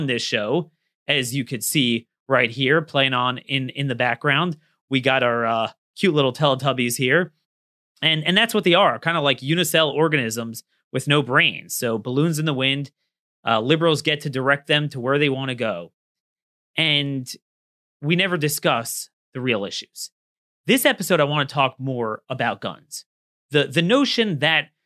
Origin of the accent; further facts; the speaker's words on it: Baltimore, Maryland, United States; my hometown. I mean, need I say more than Baltimore